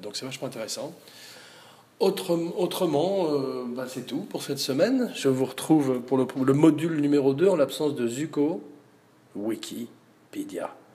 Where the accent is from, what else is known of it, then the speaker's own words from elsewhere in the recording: Provence-Alpes-Côte d'Azur, France; chez nous, en Provence